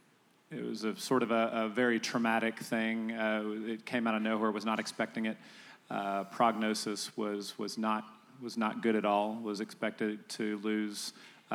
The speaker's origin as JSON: {"language": "English", "region": "Texas", "country": "United States", "said": "I'm a Texan, I'm in Texas."}